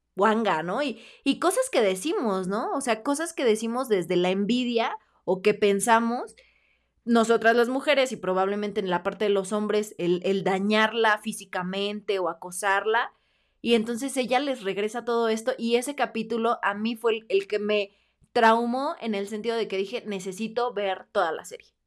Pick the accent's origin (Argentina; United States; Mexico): Mexico; nosotros como mexicanos